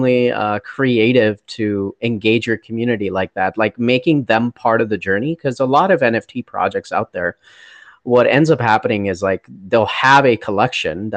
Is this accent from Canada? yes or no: no; India; now in United States; I grew up in India